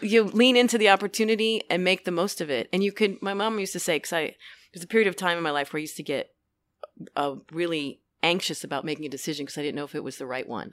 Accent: New York City, New York, United States; born or raised there

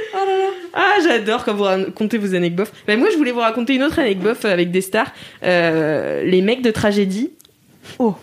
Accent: Nantes, Pays de la Loire, France; Je m'en vante à chaque fois qu'on me dit Tu viens d'où De Nantes

